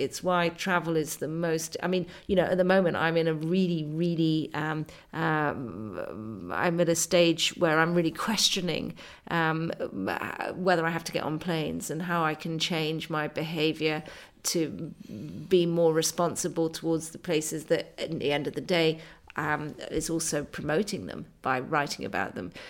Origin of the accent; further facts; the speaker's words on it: England, United Kingdom; I'm a English writer.